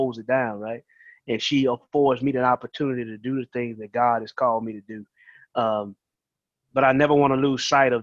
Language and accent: English; Columbia, Mississippi, United States; also born or lived in Marrero, Louisiana; now in Sumrall, United States; I'm originally from Marrero, Louisiana, but my family moved to Mississippi, Columbia, whenever I was 6 years old. So I've been staying there